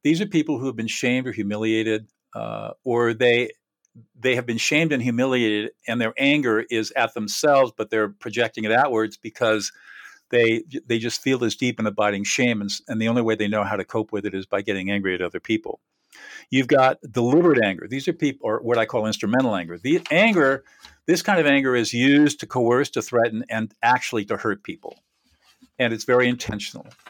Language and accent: English; Southern California, United States; also born or lived in New Hampshire; born and raised in Southern California